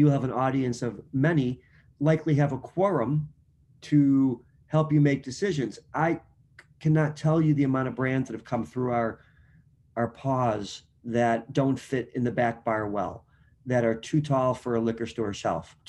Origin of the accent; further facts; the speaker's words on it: Chicago, Illinois, United States; I'm from Chicago.